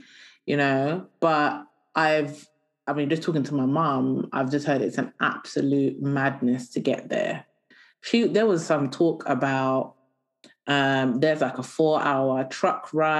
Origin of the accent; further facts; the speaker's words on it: Kabeya Kamwanga, Kasai-Oriental, DR Congo; I am from Kabeya Kamwanga.